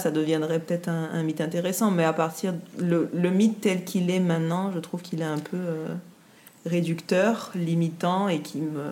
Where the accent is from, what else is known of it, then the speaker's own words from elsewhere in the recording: Guadeloupe; on est guadeloupéenne